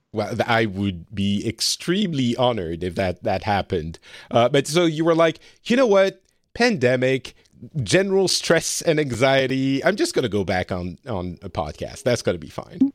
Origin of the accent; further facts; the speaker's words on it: France; moved away as an adult; also born or lived in Lebanon; now in Finland; I live in Finland, uh, but I'm from France originally